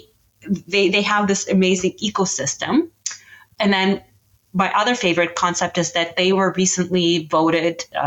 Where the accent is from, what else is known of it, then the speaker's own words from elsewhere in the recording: Canada; I'm Canadian